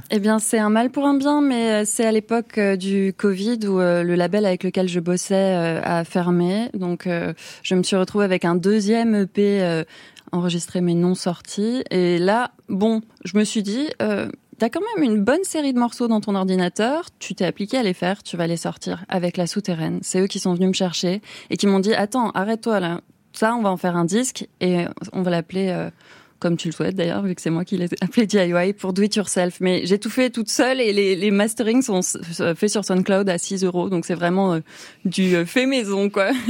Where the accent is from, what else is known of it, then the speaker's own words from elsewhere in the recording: Toulouse, Occitania, France; j'ai grandi à Toulouse